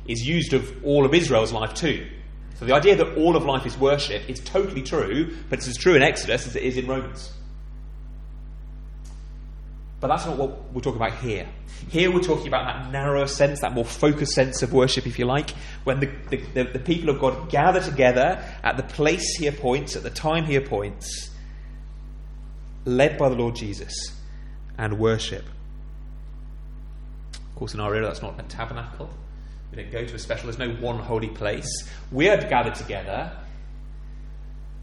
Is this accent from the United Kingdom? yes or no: yes; England, United Kingdom; I'm an Englishman